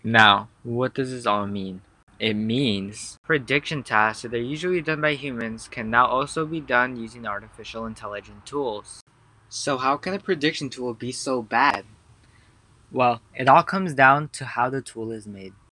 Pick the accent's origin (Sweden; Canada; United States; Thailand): United States; California; I'm from California